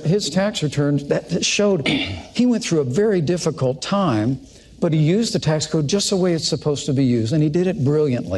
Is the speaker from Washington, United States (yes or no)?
no; southern Indiana, United States; My mom and dad uh, built a, everything that matters in a small town in southern Indiana.